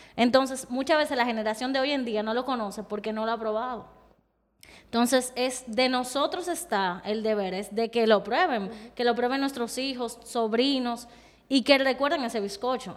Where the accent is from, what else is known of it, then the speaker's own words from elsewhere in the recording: Dominican Republic; es parte de mi historia como dominicana